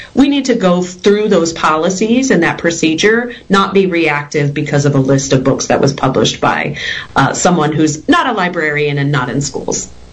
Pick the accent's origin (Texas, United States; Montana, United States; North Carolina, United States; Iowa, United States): Texas, United States; I grew up in Texas. I'm a homegrown Texan